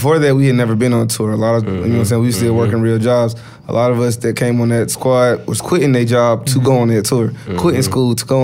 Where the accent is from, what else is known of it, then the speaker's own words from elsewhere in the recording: United States; for me as an American